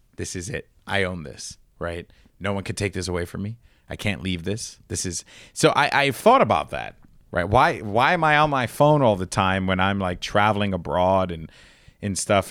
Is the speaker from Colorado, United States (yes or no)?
no; New York, United States; We're both from New York